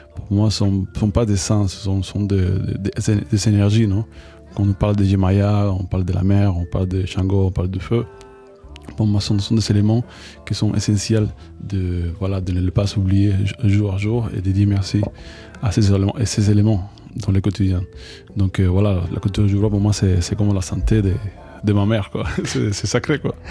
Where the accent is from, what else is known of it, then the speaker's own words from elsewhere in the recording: Cuba; French is a second language; moved away as an adult; also born or lived in Paris, France; now in France; en grandissant à, Cuba, bien sûr qu'on a, une culture musicale très forte